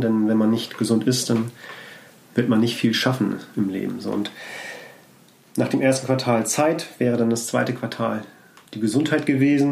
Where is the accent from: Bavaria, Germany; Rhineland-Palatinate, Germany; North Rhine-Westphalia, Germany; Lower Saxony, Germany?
Lower Saxony, Germany; Scheeßel; also born or lived in Hamburg; ich bin in Hamburg geboren, aufgewachsen, aber nicht direkt in Hamburg, sondern zwischen Hamburg und Bremen auf dem Land